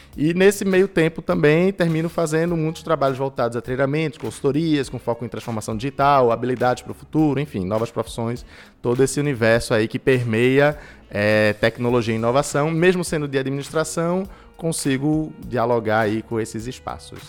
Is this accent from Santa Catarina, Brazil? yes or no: no; Recife, Pernambuco, Brazil; Recifense, né? Nasci em Recife há 27 anos atrás